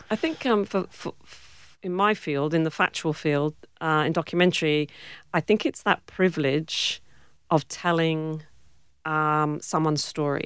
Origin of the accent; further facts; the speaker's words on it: Cornwall, South West England, United Kingdom; accent: British; moved away as an adult; also born or lived in Warwick, England; now in Western Australia, Australia; I grew up in Cornwall